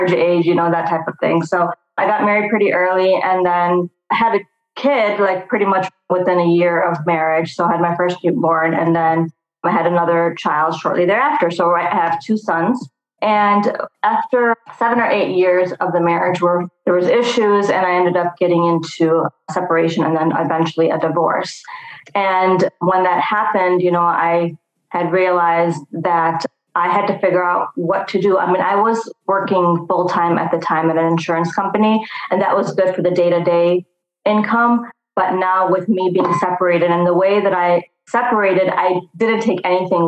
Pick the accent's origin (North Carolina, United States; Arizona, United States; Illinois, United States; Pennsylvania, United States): Illinois, United States; Chicago; Born and raised in Chicago.